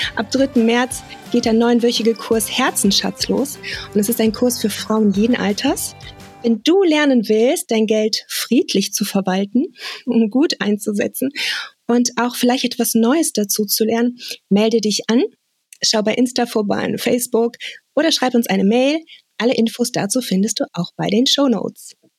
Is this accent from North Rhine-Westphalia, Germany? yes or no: yes; Bonn, North Rhine-Westphalia, Germany; meinem Heimatort Bonn